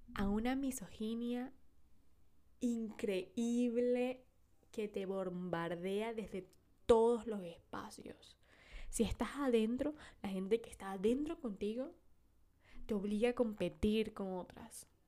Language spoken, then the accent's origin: Spanish; Venezuela; yo nací en Venezuela, el país de las mujeres bellas